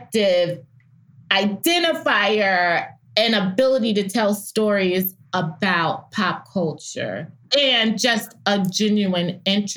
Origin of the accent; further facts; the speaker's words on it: New York, United States; now in Atlanta, United States; being a New Yorker and having gone to Columbia